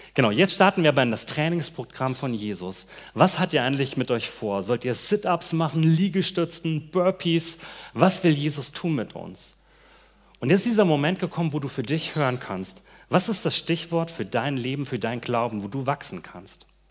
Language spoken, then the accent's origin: German; Hesse, Germany; moved away; ich komme aus Hessen und bei mir in dem Gebiet feiert man Fasching nicht so